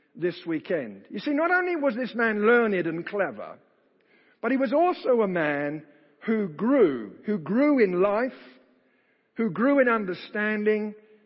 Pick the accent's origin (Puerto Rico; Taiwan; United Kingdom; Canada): United Kingdom; accent: British; my British accent